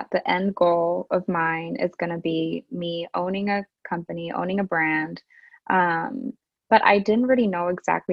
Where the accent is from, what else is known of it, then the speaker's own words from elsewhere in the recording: Japan; moved away as an adult; also born or lived in Europe; now in Canada; I'm Japanese English and, you know, born and raised in Japan